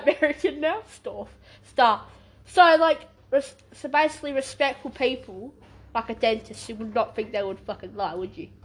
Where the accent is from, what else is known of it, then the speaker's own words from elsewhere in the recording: Western Australia, Australia; we're from West Australia